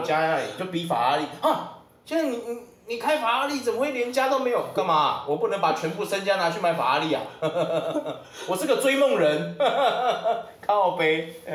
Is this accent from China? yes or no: no; Taiwan; 我们台湾人